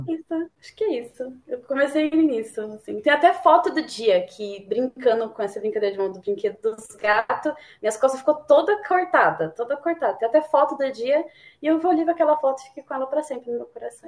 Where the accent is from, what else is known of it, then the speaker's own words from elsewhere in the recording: São Paulo, Brazil; eu sou de São Paulo, da Zona Leste.